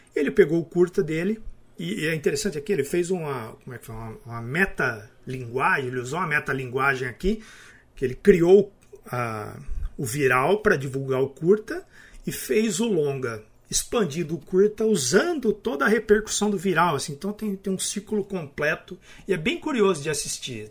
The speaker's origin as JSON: {"language": "Portuguese", "town": "Araraquara", "region": "São Paulo", "country": "Brazil", "said": "eu sou de Araraquara"}